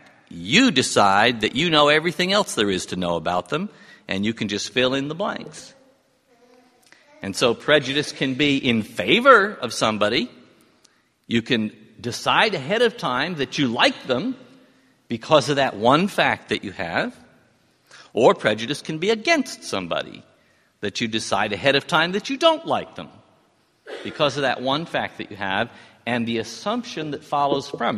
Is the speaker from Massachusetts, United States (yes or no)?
no; New York City, New York, United States; born or raised there